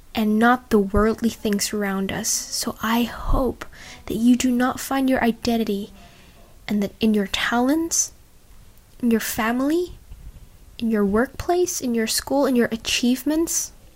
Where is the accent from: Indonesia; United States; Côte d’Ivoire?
Indonesia; now in Australia; get back to Indonesia and be surrounded by the friends that I already knew since I was a little girl